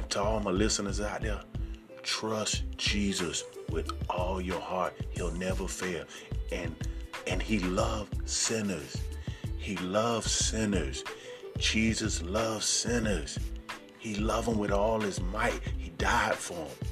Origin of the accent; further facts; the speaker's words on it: Sarasota, Florida, United States; I'm from Sarasota, Florida